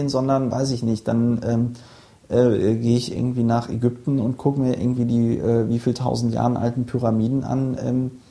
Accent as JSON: {"language": "German", "town": "Bonn", "region": "North Rhine-Westphalia", "country": "Germany", "tie": "born or raised there", "also_born_or_lived": "Palatinate", "said": "Ich bin, ich bin in Bonn aufgewachsen."}